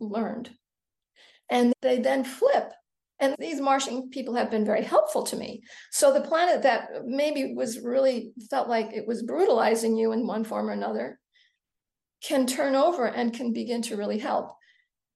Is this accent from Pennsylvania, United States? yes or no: no; the New York area, United States; I grew up in the New York area, so I spent time in New York City as a teenager and as a young woman